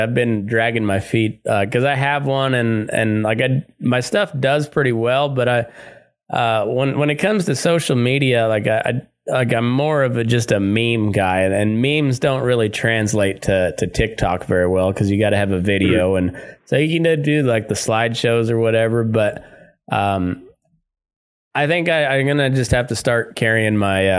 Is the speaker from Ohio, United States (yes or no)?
no; Southeast Colorado, United States; moved away; also born or lived in Great Plains; I grew up in Southeast Colorado, just, in cowpuncher country.